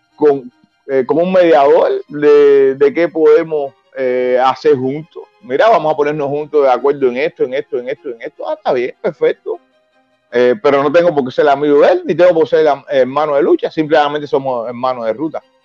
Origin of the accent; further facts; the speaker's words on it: Cuba; Yo no estoy fuera de mi país, yo estoy luchando en mi país y estoy luchando por mi país